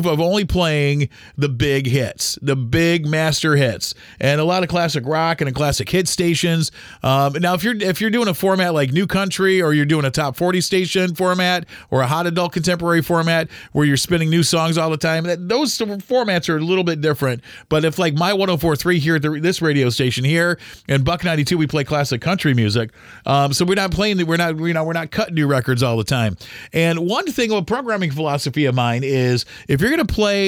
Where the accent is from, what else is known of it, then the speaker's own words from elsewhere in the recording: Toledo, Ohio, United States; I was born in 1974 in Toledo, Ohio, the greatest city on earth